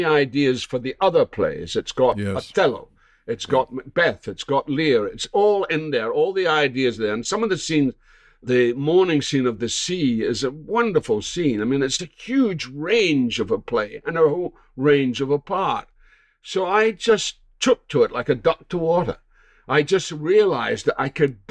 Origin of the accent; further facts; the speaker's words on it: Scotland, United Kingdom; moved away as an adult; now in United States; I'm a Scot and I was raised in the British theatre